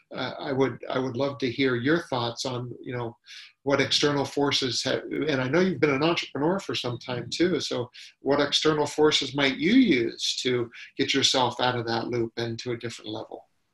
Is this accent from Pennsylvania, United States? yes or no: no; Ohio, United States; now in California, United States; when I grew up in Ohio, you know, you knew everybody uh, on your street